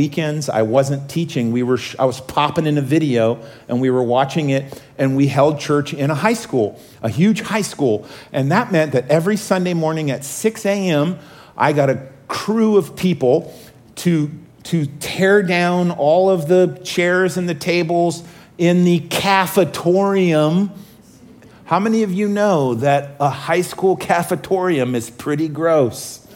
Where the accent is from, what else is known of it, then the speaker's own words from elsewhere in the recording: Oregon, United States; I grew up in Oregon